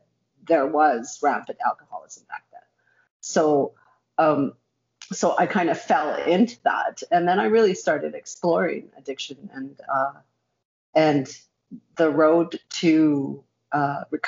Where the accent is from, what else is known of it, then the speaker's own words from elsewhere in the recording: Canada; I'm Canadian born, but my parents were refugees